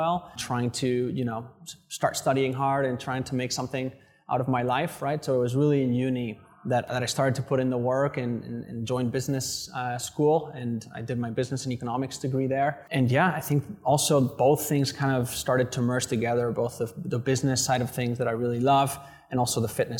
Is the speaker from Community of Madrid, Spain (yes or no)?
yes; Madrid, Community of Madrid, Spain; moved away as an adult; also born or lived in London; now in Vietnam; I grew up in Madrid my whole life till I was 18